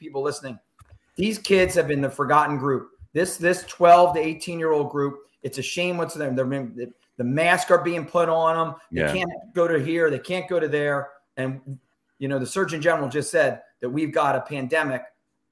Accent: Marlton, New Jersey, United States; I went to Cherokee High School

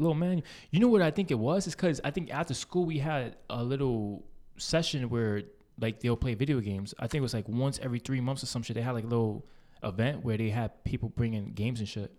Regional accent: New York City, New York, United States; we grew up in East Harlem

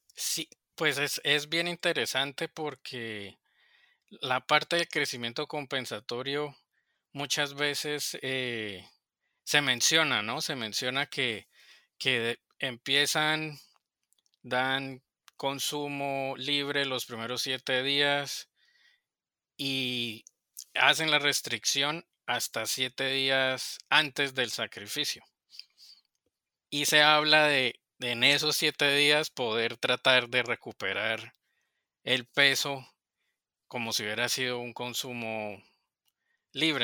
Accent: Colombia; moved away as an adult; also born or lived in Yucatán, Mexico; now in Arkansas, United States; soy colombiano

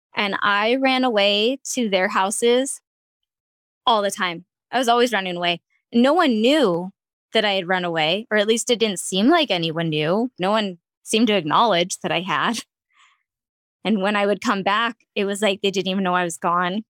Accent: Ventura County, California, United States; also born or lived in Long Beach, California; where I grew up in Ventura County

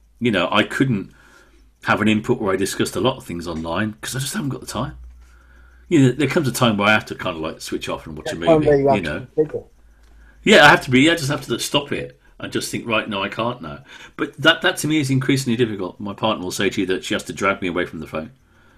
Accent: Wolverhampton, West Midlands, United Kingdom; accent: Brummie; Well, I was brought up in Wolverhampton. But because of Mum and Dad's strong Welsh accent and speaking language, Welsh language at home, it kind of got rid of almost all, but not quite all, of the Brummie accents.

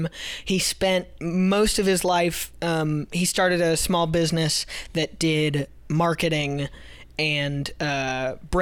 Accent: Carmel, Indiana, United States; I grew up in a suburb called Carmel. Carmel, Indiana

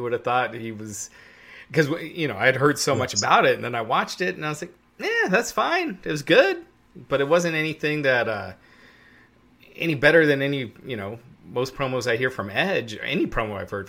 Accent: Green Bay, Wisconsin, United States; I am error saying I have a problem with the drawing the trophy, but I'm from Green Bay. You don't disrespect Vince Lombardi.

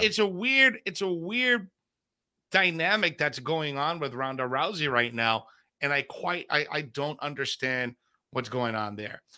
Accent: Bayamón, Puerto Rico; that's my hometown, Puerto Rico

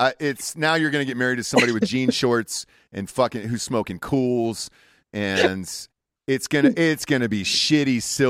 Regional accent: Atlanta, Georgia, United States; I'm from Atlanta. I'm a Georgia boy.

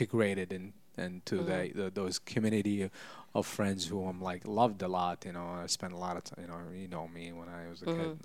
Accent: Yemen; also born or lived in Ethiopia; now in United States; I was born in Yemen, my dad is Yemeni, my mom is half and half. So I grew up in like a Yemeni, like everything Yemeni

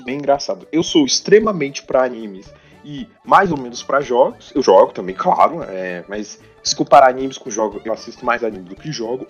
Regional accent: Brazil; não sou espanhol, sou brasileiro

